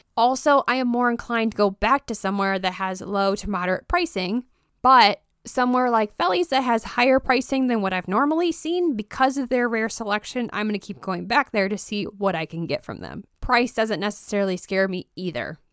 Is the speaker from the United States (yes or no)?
yes; Roscoe, Illinois, United States; moved away; I am originally from Roscoe, Illinois